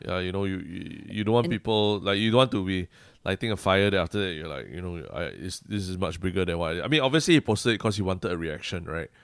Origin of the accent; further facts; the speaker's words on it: Singapore; being Singaporean